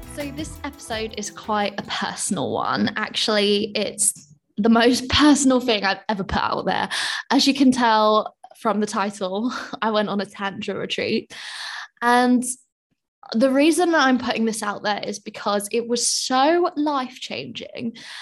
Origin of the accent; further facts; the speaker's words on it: United Kingdom; I'm British.